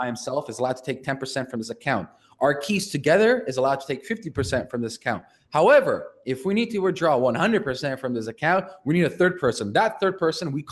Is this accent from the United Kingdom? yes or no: no; Canada; I'm Canadian